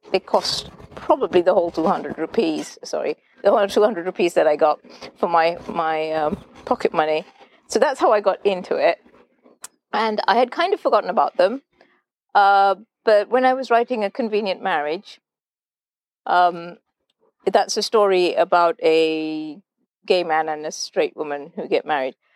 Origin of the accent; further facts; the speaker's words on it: Colombo, Western Province, Sri Lanka; when uh, I grew up in Colombo in, in Sri Lanka, so yeah, I was born here, moved around all over the place, but significant amount of time spent in Colombo.